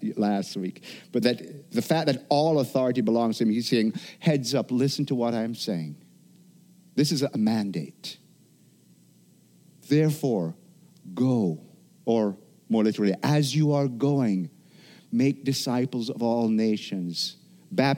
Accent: Jamaica; moved away; growing up in Jamaica

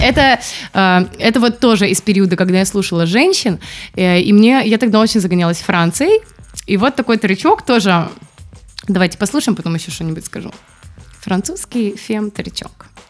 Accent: Barysaw, Minsk Region, Belarus; moved away; я же из Борисова

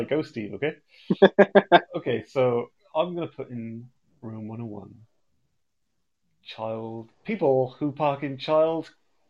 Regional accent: United Kingdom; Yes, we are British.

